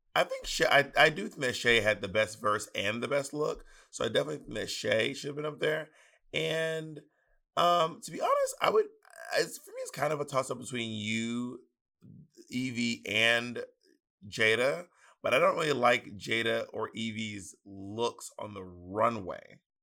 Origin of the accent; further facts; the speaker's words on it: the South, United States; accent: Southern; my Southern accent